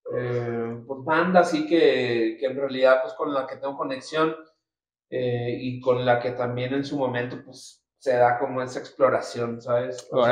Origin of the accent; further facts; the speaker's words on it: Nuevo Laredo, Tamaulipas, Mexico; moved away as an adult; now in Mexico City, Mexico; Yo soy originario de Nuevo Laredo, Tamaulipas.